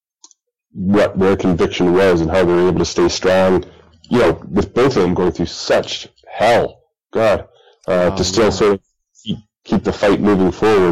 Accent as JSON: {"language": "English", "town": "Bradford", "region": "Ontario", "country": "Canada", "tie": "born or raised there", "said": "growing up in Bradford, when I was younger"}